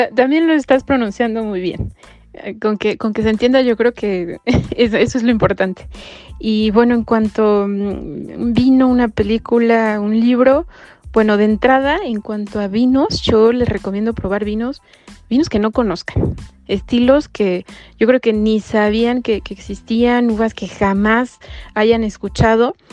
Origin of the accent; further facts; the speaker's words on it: Mexico City, Mexico; moved away as an adult; now in Bordeaux, France; yo nací, yo nací en México, en la Ciudad de México, resido en la ciudad de Bordeaux, en Francia, desde hace cuatro años